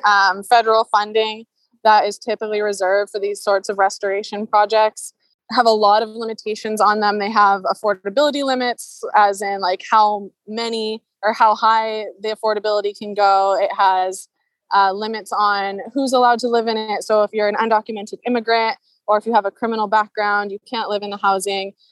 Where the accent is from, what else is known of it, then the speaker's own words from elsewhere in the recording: Seattle, Washington, United States; I grew up in Seattle in a like middle class homeowner family